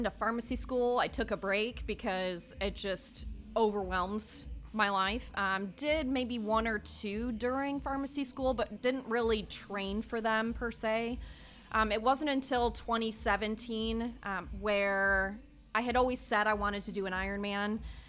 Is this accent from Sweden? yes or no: no; Illinois, United States; So I am originally from a quite a large, I think, suburb outside of Chicago. Yeah. So hence no Southern accent on this one.